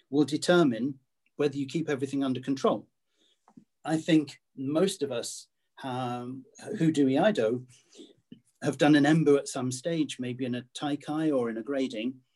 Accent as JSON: {"language": "English", "country": "United Kingdom", "said": "being British"}